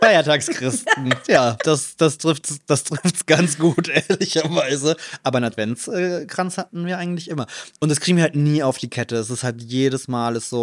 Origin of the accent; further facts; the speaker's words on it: Trier, Rhineland-Palatinate, Germany; now in Cologne, Germany; in meiner Heimatstadt